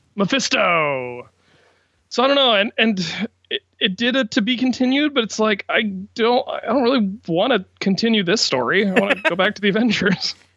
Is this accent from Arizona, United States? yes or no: no; Washington, District of Columbia, United States; my hometown of Washington, D C